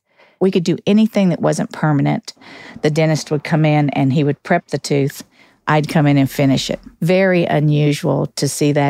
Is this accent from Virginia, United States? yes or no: yes; Virginia, United States; born there; also born or lived in Alaska / Missouri / Georgia / Alabama; And grew up all over the country. I was born in Virginia, lived in Alaska, Missouri, Georgia, Alabama. Just grew up all over the place.